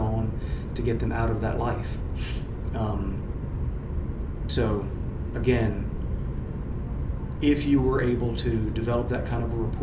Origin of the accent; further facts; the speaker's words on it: Louisiana, United States; I'm born and raised in Louisiana